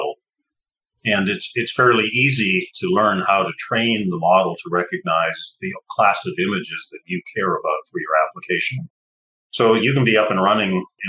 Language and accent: English; Canada; moved away; also born or lived in Texas; I grew up in Canada